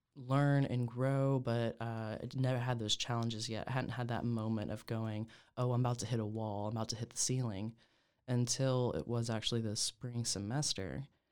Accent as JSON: {"language": "English", "region": "Oklahoma", "country": "United States", "tie": "born or raised there", "said": "born and raised in Oklahoma"}